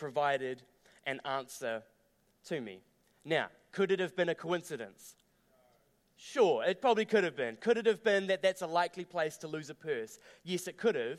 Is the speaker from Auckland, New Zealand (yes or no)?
no; Dunedin, Otago, New Zealand; now in Christchurch, New Zealand; I grew up down in Dunedin